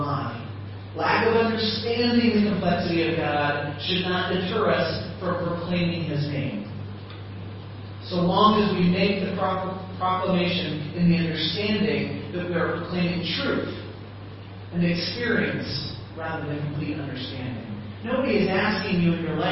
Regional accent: Midland, South Dakota, United States; also born or lived in Pence, Kansas; now in Chiang Mai, Thailand; I come from Podunk nowhere in Midland, South Dakota

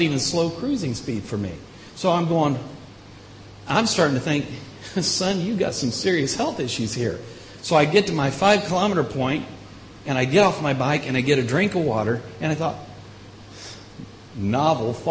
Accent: Indiana, United States; moved away; also born or lived in Illinois; I grew up in Indiana, moved to Illinois

